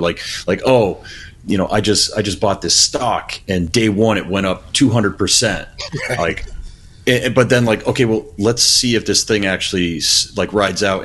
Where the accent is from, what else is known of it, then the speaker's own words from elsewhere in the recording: United States; being an American